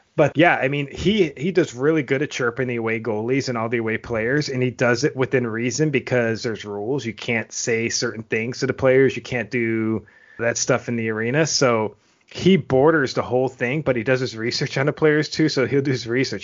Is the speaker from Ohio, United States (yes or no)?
no; Buffalo, New York, United States; moved away; I grew up in Buffalo